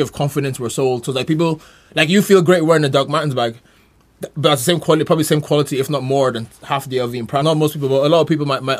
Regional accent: Carlow, Leinster, Ireland; my hometown, Carlo

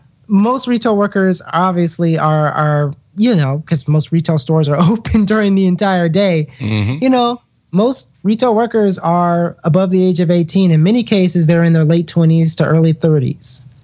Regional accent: Southeast, United States; I'm from the Southeast, and I could tell you that some of the union myths that you hear are just, they're just wild, to be honest with you.

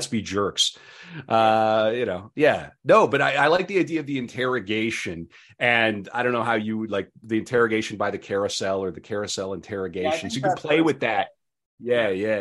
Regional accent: North Dakota, United States; we're from North Dakota, which is barely the Midwest

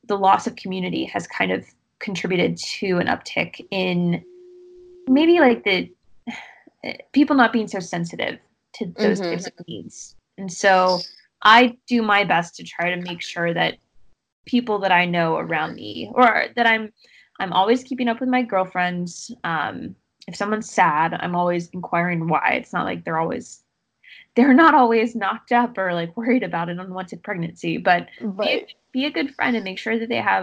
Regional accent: the South, United States; I'm from the South

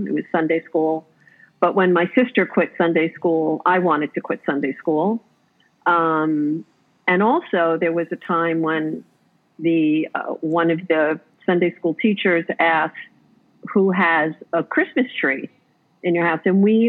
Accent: New York City, New York, United States; I was born actually in New York City.

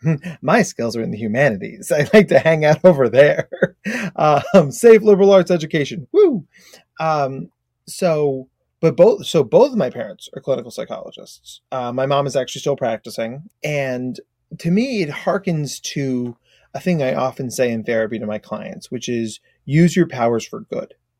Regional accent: United States; accent: very American; also born or lived in Australia; my very American accent

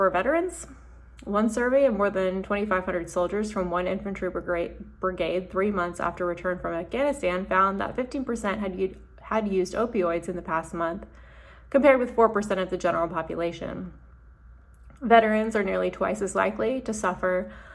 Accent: Huntsville, Alabama, United States; My dad is career Army, and I grew up in Huntsville, a military town

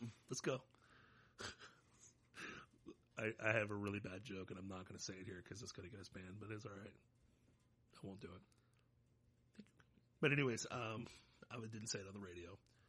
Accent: Florida, United States; I'm proud to be a Floridian

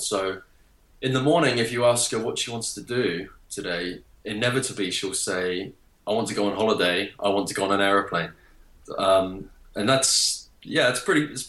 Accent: North Devon, South West England, United Kingdom; first language English; So I was raised in North Devon. That's in the southwest of the country

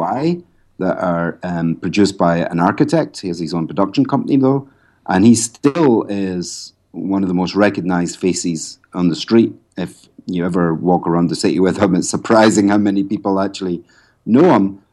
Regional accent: Scotland, United Kingdom; moved away as an adult; also born or lived in Ireland; now in Cloughjordan, Ireland; I'm actually, I'm not Irish. I'm actually Scottish.

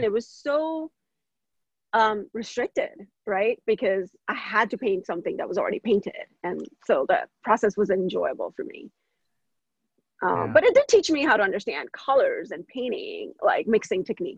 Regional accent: Vadodara, Gujarat, India; moved away as an adult; now in United States; I was born in India from a small city named Baroda. It's a metropolitan city in Gujarat.

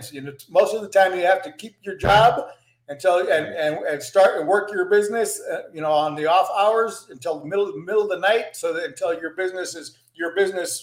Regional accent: San Juan, Puerto Rico; also born or lived in Texas; paper route in San Juan, Puerto Rico, where I grew up. I'm originally from Texas, Mexican descendants, but my family moved to Puerto Rico

